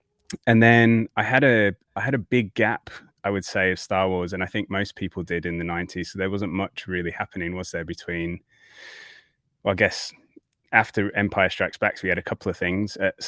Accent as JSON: {"language": "English", "region": "Yorkshire and the Humber", "country": "United Kingdom", "lives_now": "Australia", "said": "I'm definitely a hybrid these days. I don't sound Australian to the Aussies, and I don't sound like I'm from Yorkshire to those from back home."}